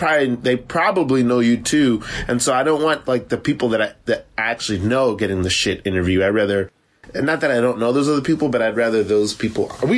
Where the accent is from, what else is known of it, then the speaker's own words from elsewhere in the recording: Florida, United States; also born or lived in Savannah, Georgia; now in New York, United States; I'm from Florida, and I went to school in Savannah. Like, I spent a lot of time in the South.